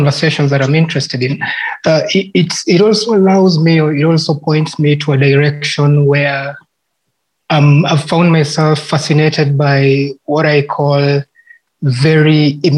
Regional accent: Kenya; as a Kenyan artist

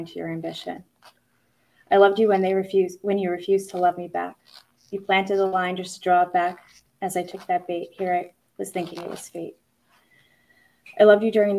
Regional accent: Long Island, New York, United States; I am from Long Island.

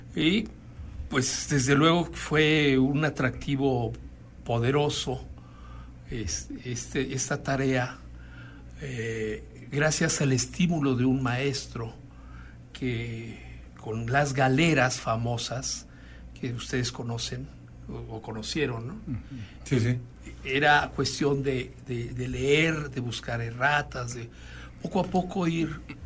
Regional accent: Puebla, Mexico; now in Guanajuato, Mexico; mi familia es oriunda de Chiapas, yo no, yo soy de Puebla

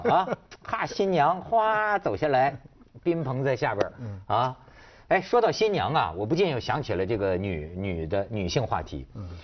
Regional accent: China; 我作为一个中国人

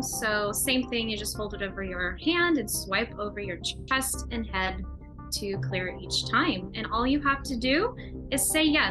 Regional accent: San Diego, California, United States; I'm from San Diego

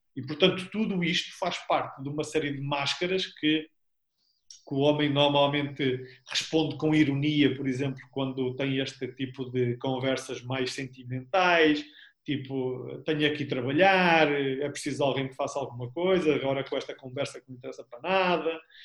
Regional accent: Albergaria-a-Velha, Aveiro District, Portugal; also born or lived in Porto; viemos ambos para, para a Albergaria, de onde eu sou nasci cá

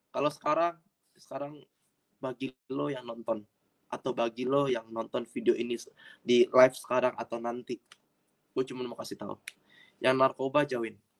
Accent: Jakarta, Indonesia; also born or lived in Surabaya; Asli Jakarta, lahir di Jakarta.

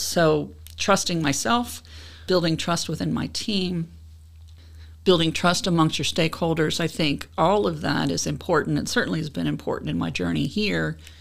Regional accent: Cincinnati, Ohio, United States; I'm from Cincinnati.

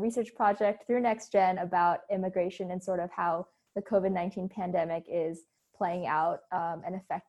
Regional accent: New York City, New York, United States; I'm from New York City as well. I'm a senior

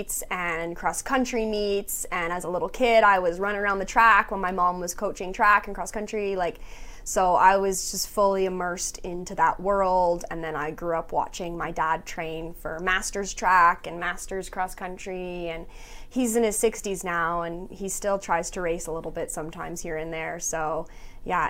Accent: London, Ontario, Canada; moved away as an adult; also born or lived in Thunder Bay, Ontario; now in Prince George, Canada; I'm from London, Ontario, and which is in Southern Ontario, about 2 hours from Toronto

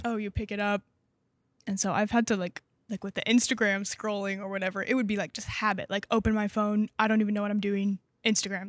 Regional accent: Bentonville, Arkansas, United States; moved away as an adult; now in Waco, United States; I'm from Arkansas

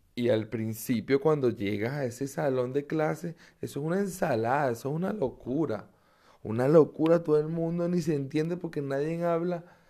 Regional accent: Caracas, Capital District, Venezuela; moved away as an adult; now in Germany; Yo soy un venezolano de Caracas. Vivo en una pequeña ciudad en Alemania.

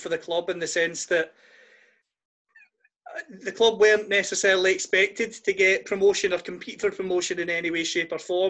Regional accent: Greenock, Scotland, United Kingdom; my hometown club is Greenock Morton

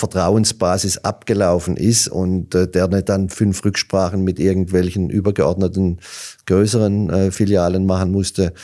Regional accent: Hollerbach, Baden-Württemberg, Germany; Hollerbach war mhm. und ist schon immer ein Fußballdorf

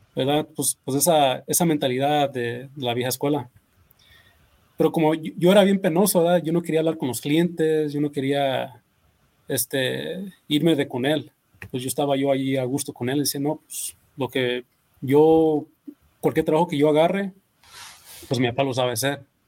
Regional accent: California, United States; also born or lived in Mexico; now in Las Vegas, United States; yo me crié allá en California

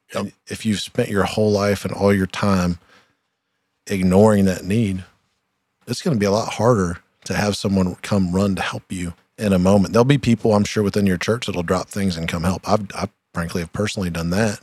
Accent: Troy, Ohio, United States; we're both from Troy, Ohio

